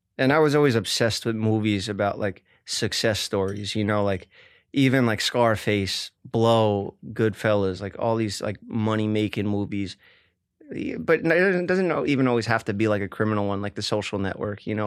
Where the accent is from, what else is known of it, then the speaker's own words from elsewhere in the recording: New York City, New York, United States; growing up in Staten Island